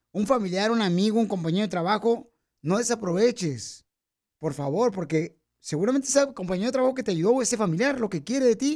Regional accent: Sahuayo, Michoacán, Mexico; now in United States; Yo vine de Zaguay, Michoacán, aquí a triunfar.

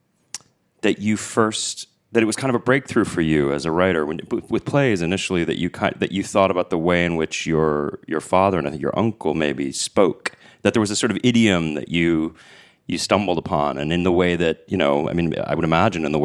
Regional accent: New York, United States; I'm a New Yorker

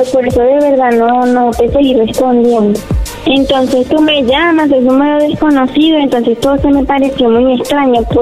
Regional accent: Venezuela

